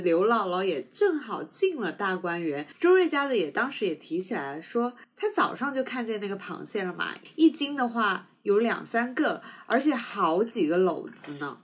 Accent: Sichuan, China; now in South China; 我是四川人嘛，所以我从小不怎么吃海鲜

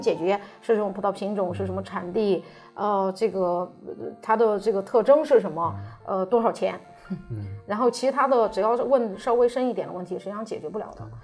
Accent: Shandong, China; moved away; 就是我们山东那块儿的。

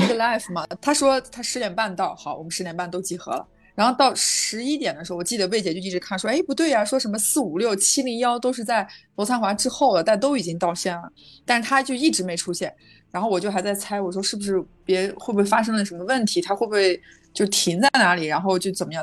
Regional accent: China; 我来自中国

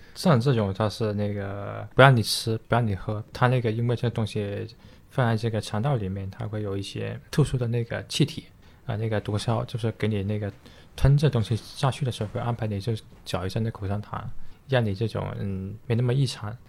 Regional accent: China; 我们中国人

